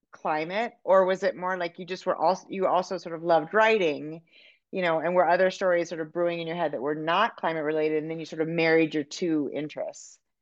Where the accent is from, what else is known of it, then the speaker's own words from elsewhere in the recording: California, United States; now in Montana, United States; I'm from California and I live in Montana